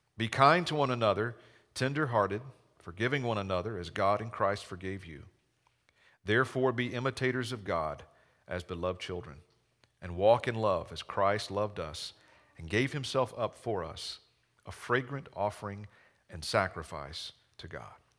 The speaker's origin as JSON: {"language": "English", "region": "Georgia", "country": "United States", "tie": "born or raised there", "accent": "Southern", "moved": "yes", "lives_now": "Chaska, United States", "said": "I grew up in a small town in Georgia. Maybe you picked up on a little Southern accent."}